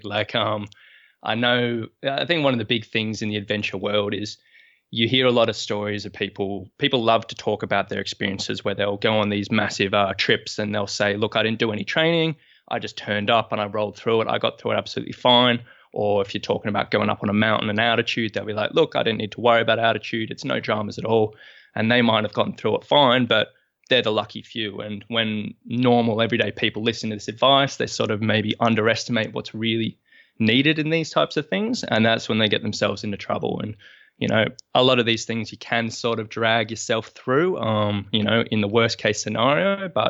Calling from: Sydney, New South Wales, Australia; I'm coming from Sydney, Australia this morning.

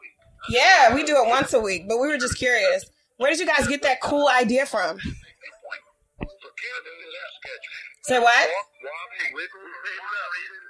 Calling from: Wheaton, Maryland, United States; I am calling from Wheaton, Maryland.

